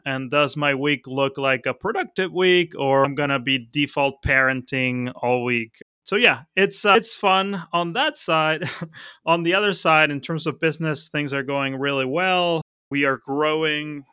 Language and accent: English; Buenos Aires, Argentina; moved away as an adult; also born or lived in Mar del Plata / Othello, Washington / Berlin; now in Philadelphia, United States; my childhood in Buenos Aires was pretty easy